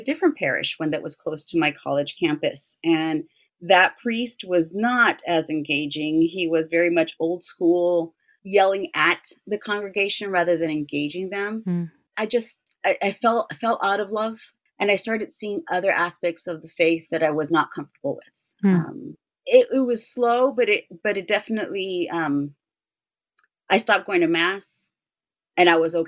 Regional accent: United States; I was born in the United States

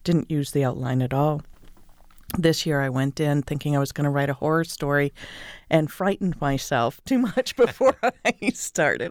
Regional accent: Northeast, United States; moved away; also born or lived in California / Maine; I grew up in the Northeast

